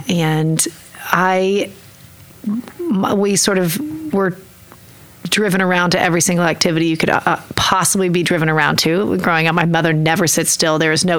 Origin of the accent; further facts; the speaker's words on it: Oklahoma City, Oklahoma, United States; also born or lived in Nichols Hills; I grew up in Oklahoma City. I was born at St. Anthony's Hospital. And I lived at 20th and Class until I was five. And then I moved up here to Nichols Hills. And I went to Westminster and I went to Cassidy.